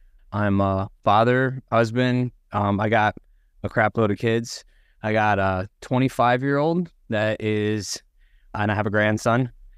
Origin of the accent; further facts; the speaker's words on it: Tampa, Florida, United States; And I am from Tampa, Florida, a little north of Tampa, Florida.